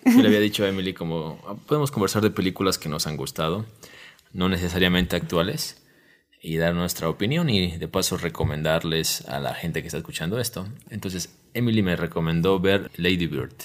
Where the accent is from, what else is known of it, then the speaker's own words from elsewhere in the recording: Ecuador; así hablamos los ecuatorianos